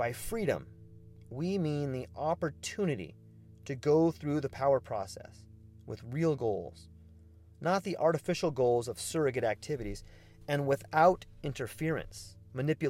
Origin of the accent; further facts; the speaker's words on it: United States; also born or lived in Mexico; as an American